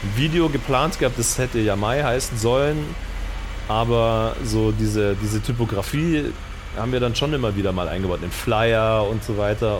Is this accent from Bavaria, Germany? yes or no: yes; Markt Schwaben, Bavaria, Germany; also born or lived in Munich; kam ja vom Land